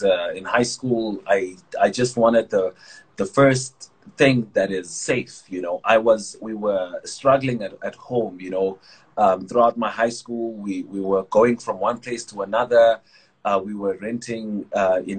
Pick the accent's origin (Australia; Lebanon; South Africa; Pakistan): South Africa; Vanderbijlpark, Gauteng; also born or lived in Tsomo, Eastern Cape; I grew up in the Val, Vanderbilt Park, Sebokeng. You know, I'm originally from Tsomo, Eastern Cape, in the villages, that side. That's where family is from.